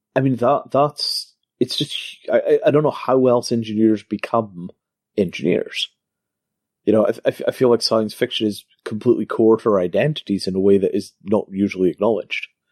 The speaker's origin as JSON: {"language": "English", "region": "Scotland", "country": "United Kingdom", "tie": "born or raised there", "said": "I grew up in Scotland before the invention of racism"}